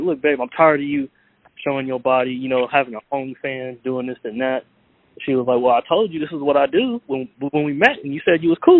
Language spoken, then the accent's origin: English; Sacramento, California, United States; from Sacramento. I'm from Sacramento, California.